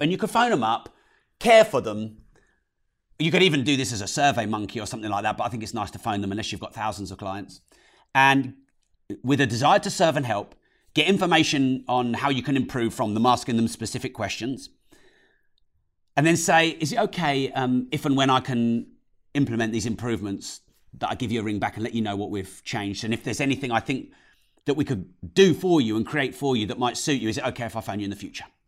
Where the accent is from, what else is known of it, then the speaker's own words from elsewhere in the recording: United Kingdom; especially us British people. Oh, I'm so British